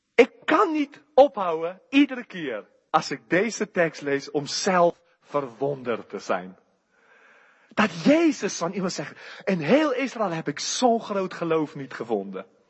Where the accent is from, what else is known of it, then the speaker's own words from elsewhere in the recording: South Africa; Dutch is a second language; moved away as an adult; now in Netherlands; hij hoorde mijn rare accent en hij zei aan mij, waar kom je vandaan? Ik zei, Zuid-Afrika